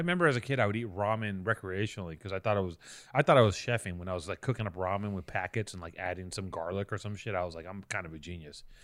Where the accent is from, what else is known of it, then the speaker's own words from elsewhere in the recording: Venice, Los Angeles, California, United States; I grew up in Venice